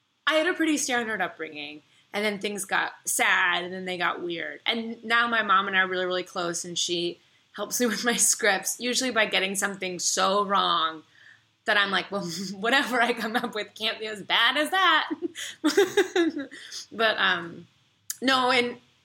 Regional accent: Kansas City, Missouri, United States; moved away; I'm from Kansas City

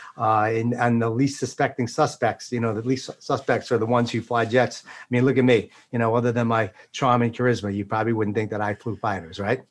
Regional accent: East Islip, New York, United States; grew up in Long Island, out in uh, a place called East Islip, Islip Terrace, uh, south central part of Suffolk

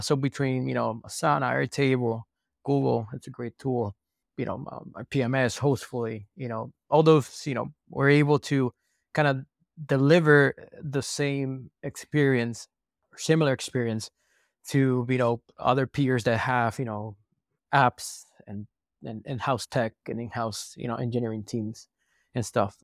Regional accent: Puerto Rico; moved away; also born or lived in San Francisco / Texas; We're from Puerto Rico. The weather is quite nice

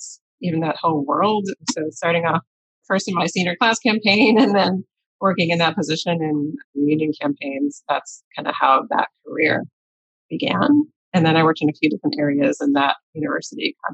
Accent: Maplewood, New Jersey, United States; also born or lived in Ithaca, New York; I grew up in Maplewood, New Jersey

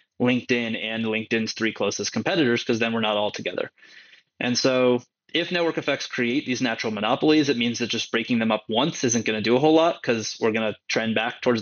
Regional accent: San Francisco, California, United States; now in New York, United States; I grew up in San Francisco and live in New York now

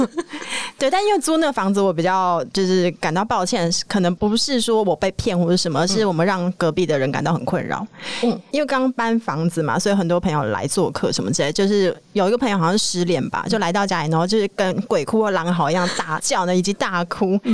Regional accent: Hualien, Hualien County, Taiwan; moved away as an adult; also born or lived in Taipei; 就是因为我花莲人嘛

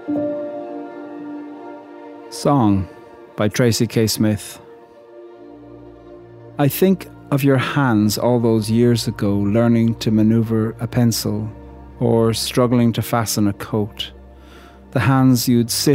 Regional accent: Ireland; a poet from Ireland

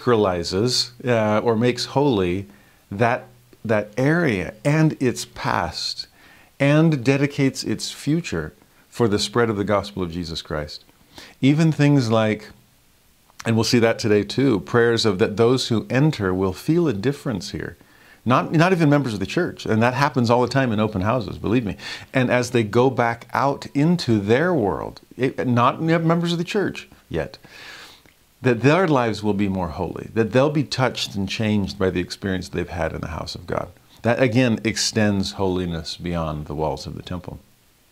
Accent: Southern California, United States; as a kid growing up in Southern California

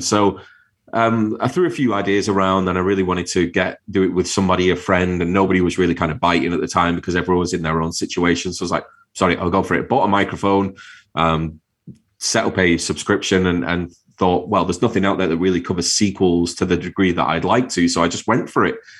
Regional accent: Manchester, North West England, United Kingdom; moved away as an adult; also born or lived in Wirral (across the water from Liverpool); I grew up in Manchester, lived there all my life

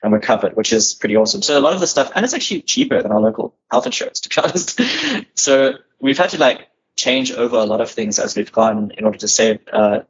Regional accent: South Africa; we are South African citizens and we only have South African passports

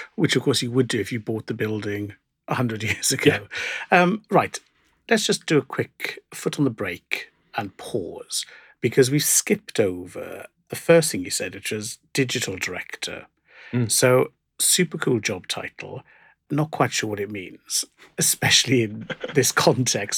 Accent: South Wales, United Kingdom; growing up in South Wales where we'd go to Cardiff

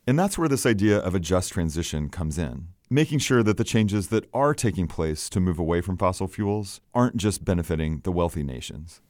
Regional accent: Oklahoma, United States; born or raised there

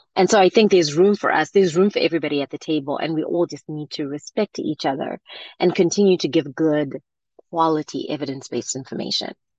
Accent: Zimbabwe; moved away; I grew up in Zimbabwe

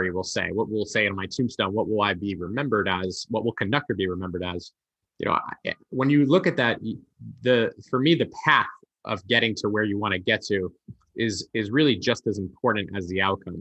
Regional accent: a suburb of New York City, United States; also born or lived in Manhattan; I grew up, in a suburb of New York City. I lived there until I was about 17

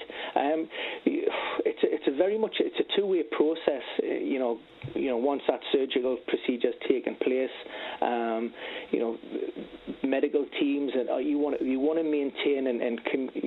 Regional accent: Newcastle upon Tyne, North East England, United Kingdom; my hometown club, Newcastle

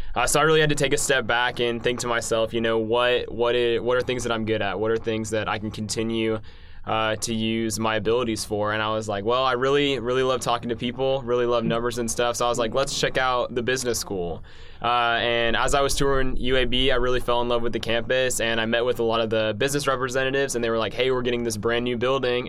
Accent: Madison, Alabama, United States; I'm from Madison, Alabama

